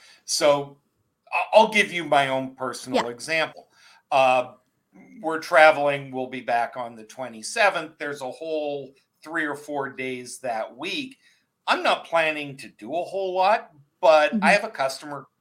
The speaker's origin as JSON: {"language": "English", "country": "Canada", "tie": "born or raised there", "said": "living in growing up in Canada"}